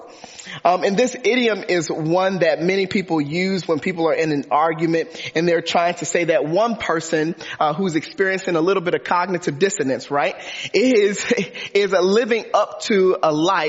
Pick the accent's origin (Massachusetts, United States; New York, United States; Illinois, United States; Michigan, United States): Michigan, United States; Detroit; I grew up in Detroit, Michigan.